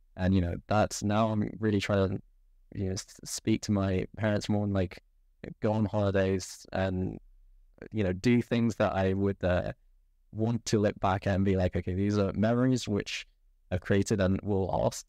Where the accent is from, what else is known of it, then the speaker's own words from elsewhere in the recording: England, United Kingdom; I was born in England.